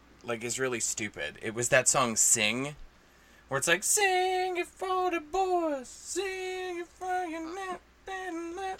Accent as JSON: {"language": "English", "region": "New Jersey", "country": "United States", "accent": "New Jersey", "said": "My New Jersey accent is not helping at all"}